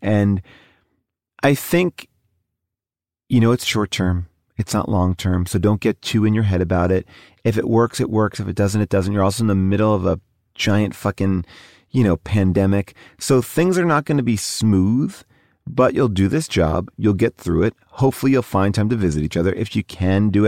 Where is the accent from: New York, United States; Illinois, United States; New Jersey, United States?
New York, United States; now in Los Angeles, United States; I'm a New Yorker